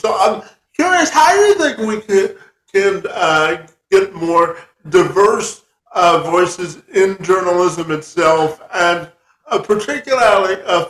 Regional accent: Canada; I'm a Canadian

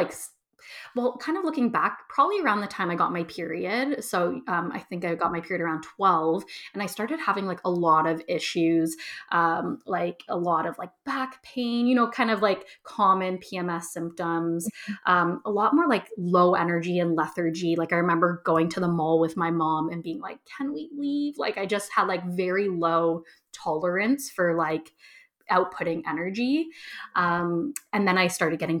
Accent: Toronto, Ontario, Canada; moved away as an adult; also born or lived in Edmonton, Alberta; move back to my hometown of Toronto

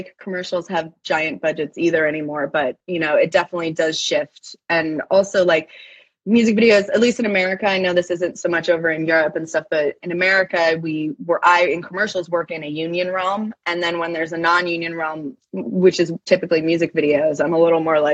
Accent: Maine, United States; moved away as an adult; also born or lived in Boston, Massachusetts; now in California, United States; I grew up in Maine. Shout out to the 207. I grew up in Maine and then went to college in Boston.

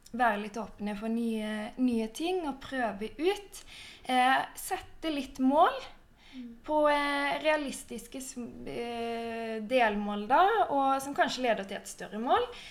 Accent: Sørlandet, Norway; moved away; Jeg er også fra Sørlandet, men bor nå langt ute i skogen

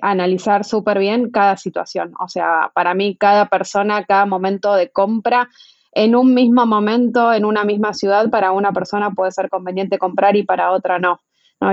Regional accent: Argentina; moved away as an adult; now in Mexico; yo soy argentina, como escucharán, pero llegué a vivir a México en septiembre del 2018

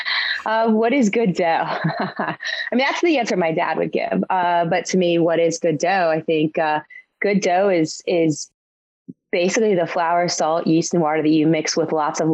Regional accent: Dayton, Ohio, United States; now in New York, United States; I grew up in Dayton, Ohio.

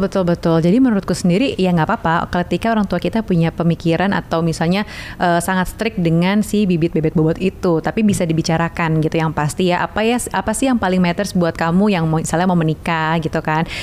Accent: Java, Indonesia; aku orang Jawa

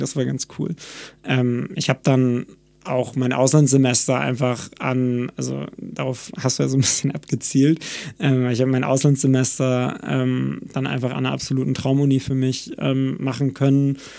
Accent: Cuxhaven, Lower Saxony, Germany; moved away; also born or lived in Hamburg; ich komme aus Cuxhaven von der Nordseeküste

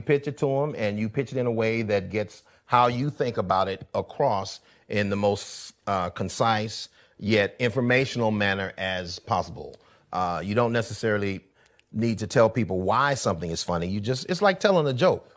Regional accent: Columbus, Georgia, United States; moved away as an adult; also born or lived in Atlanta, Georgia; now in Los Angeles, United States; I was born in Atlanta, but I was raised in Columbus, Georgia

